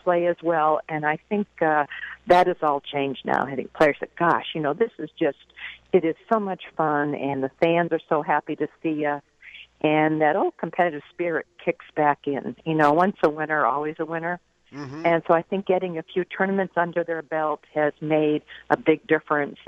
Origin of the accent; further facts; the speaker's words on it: Boston, Massachusetts, United States; I'm from Boston